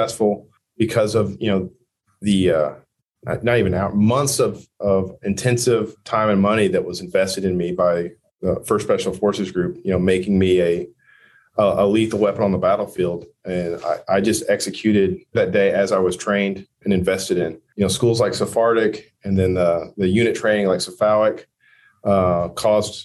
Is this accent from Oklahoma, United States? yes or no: yes; Merritt, Oklahoma, United States; moved away as an adult; I've gone back to my hometown a couple times, Merritt, Oklahoma.